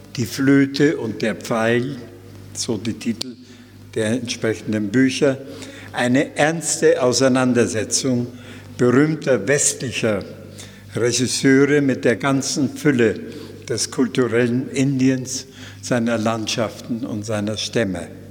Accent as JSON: {"language": "German", "country": "Germany", "also_born_or_lived": "India", "moved": "as an adult", "said": "als Deutscher"}